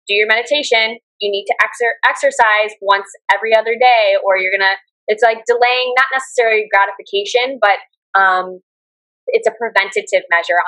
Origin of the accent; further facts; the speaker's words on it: United States; moved away as an adult; now in Da Nang, Vietnam; I come from the Western world and originally from the States